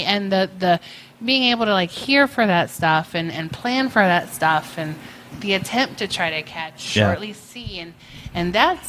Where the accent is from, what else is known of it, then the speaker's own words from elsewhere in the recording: Appalachia, United States; Again, I'm from the Appalachia.